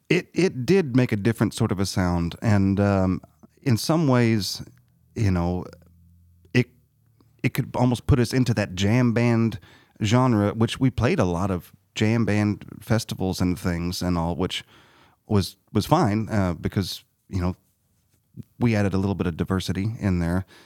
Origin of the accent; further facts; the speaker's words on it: Harrisburg, Illinois, United States; I grew up in Harrisburg